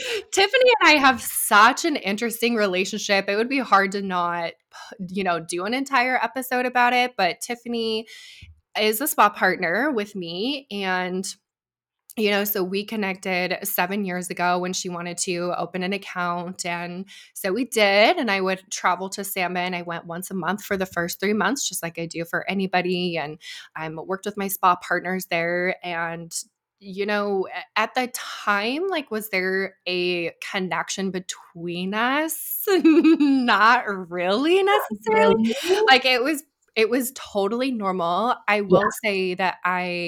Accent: Idaho, United States; moved away as an adult; also born or lived in Arizona; I'm from Idaho originally

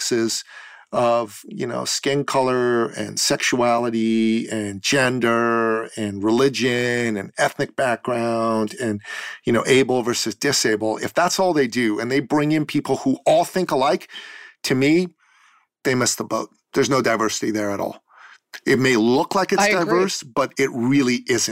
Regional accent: Iran; now in Canada; I'm a Christian from Iran. I grew up as a minority in that respect back home

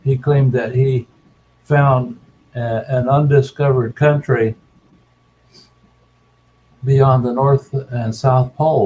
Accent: Colonia Juárez, Chihuahua, Mexico; moved away; also born or lived in New Mexico / Phoenix, Arizona; I'm from the American-Mexican colonies of Colonia Juarez in Chihuahua, Mexico

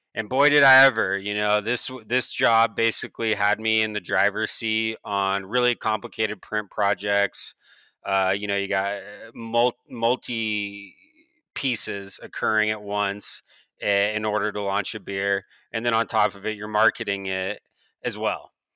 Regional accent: Beaverton, Oregon, United States; I'm an Oregonian, uh, born and raised in Beaverton, Oregon.

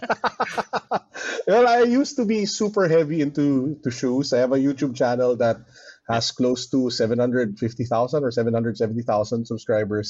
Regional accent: Philippines; we Filipinos are just genuinely warm and hospitable

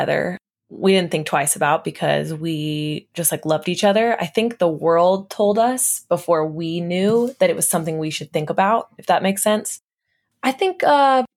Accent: outside of Atlanta, Georgia, United States; I'm from Georgia as well

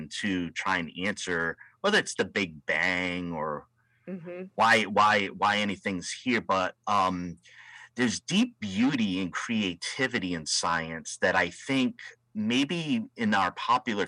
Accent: Rhode Island, United States; now in West Coast, United States; here on the West Coast, and I'm from Rhode Island, the ocean state

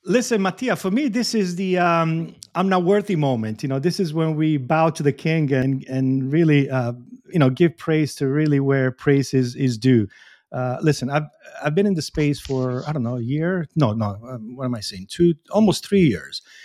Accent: Bari, Apulia, Italy; I'm from Puglia, I'm from Bari.

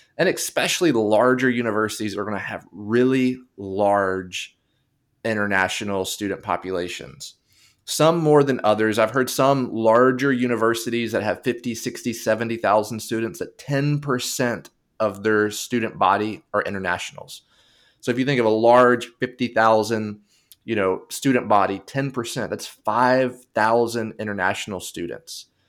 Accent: United States; I'm speaking from the United Spa-, United States perspective.

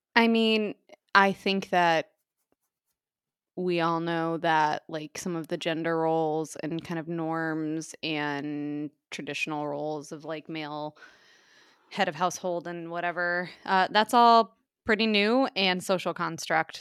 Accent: United States; moved away; also born or lived in Minnesota; I grew up in the Iowa, South Dakota, Nebraska, tri-state area

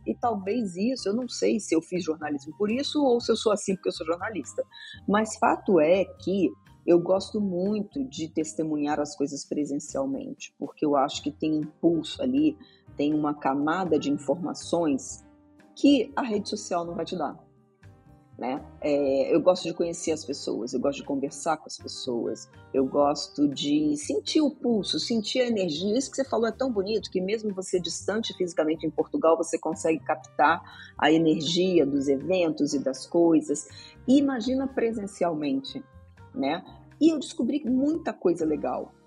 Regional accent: Rio de Janeiro, Brazil; moved away; Eu era do Rio de Janeiro, tá? Eu sou carioca e morava lá nessa época

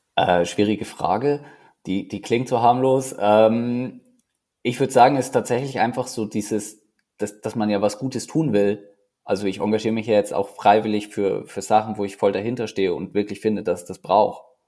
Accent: Neumarkt in der Oberpfalz, Bavaria, Germany; moved away as an adult; now in Zürich, Switzerland; die Sektion Neumarkt, wo ich aufgewachsen bin

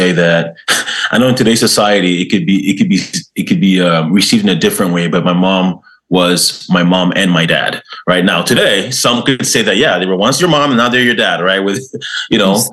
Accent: Ghana; now in Canada; I was born in Ghana, West Africa

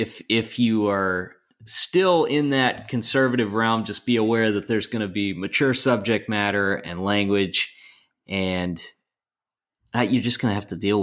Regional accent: Georgia, United States; also born or lived in Colorado; So I was born in Colorado, but while I was still pretty young, we moved to Georgia. I grew up, you know, my South. Younger years in Georgia, very much so.

